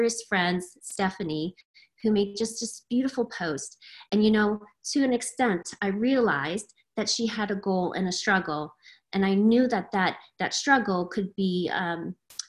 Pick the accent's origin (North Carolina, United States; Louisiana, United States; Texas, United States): Louisiana, United States; moved away as an adult; now in Cave Creek, United States; I am in Cave Creek, Arizona, originally from Louisiana